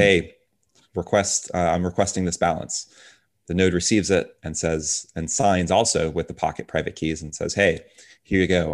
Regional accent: Tampa, Florida, United States; also born or lived in Dominican Republic; moved over here to Tampa, Florida when I was two years old

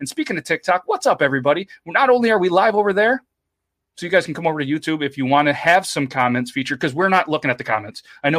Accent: Florida, United States; Hey, I'm from Florida.

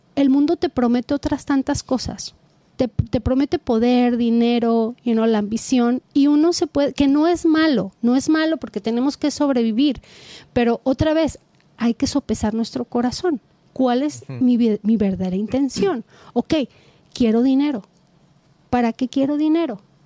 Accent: Guadalajara, Jalisco, Mexico; yo soy de Guadalajara, Jalisco

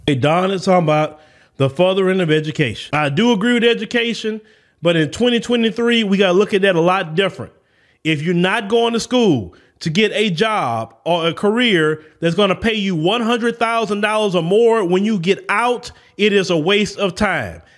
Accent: the South, United States; accent: Southern; I'm from the South

